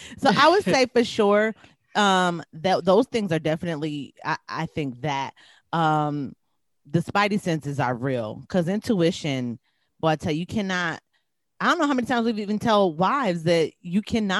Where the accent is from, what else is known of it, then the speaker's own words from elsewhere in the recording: Wisconsin, United States; I'm from Wisconsin.